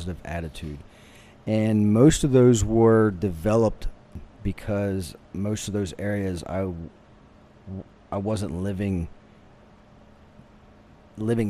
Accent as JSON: {"language": "English", "region": "Maryland", "country": "United States", "moved": "as an adult", "said": "I'm originally from Maryland, the Northeast, as you like to call it"}